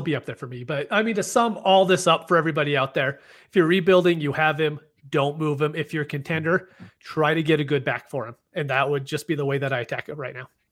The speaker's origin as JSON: {"language": "English", "region": "Utah", "country": "United States", "accent": "Utah", "said": "my Utah accent kicks in 'cause it's like wool, 'cause we don't pronounce anything correctly"}